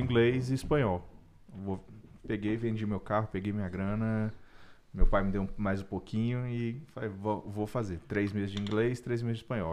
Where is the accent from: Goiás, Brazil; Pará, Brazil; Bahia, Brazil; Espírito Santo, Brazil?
Espírito Santo, Brazil; moved away as an adult; also born or lived in Ouro Preto / Vitória / São Paulo; now in Canada; eu sou capixaba